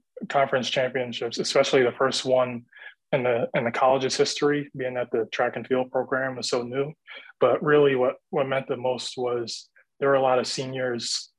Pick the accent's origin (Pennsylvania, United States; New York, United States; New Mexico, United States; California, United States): New York, United States; Hempstead; I'm originally from Hempstead